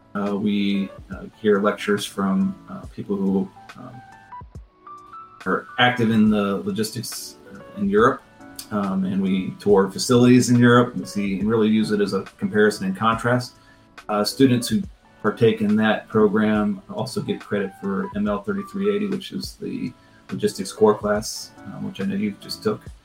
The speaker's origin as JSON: {"language": "English", "region": "Ohio", "country": "United States", "tie": "born or raised there", "also_born_or_lived": "Columbus, Ohio / Yellow Springs, Ohio / Cleveland, Ohio", "said": "I grew up in in Ohio."}